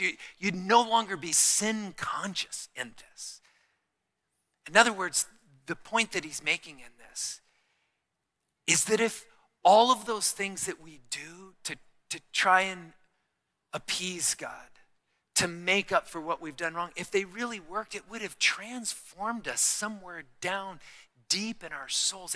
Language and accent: English; Tucson, Arizona, United States; I'm from Tucson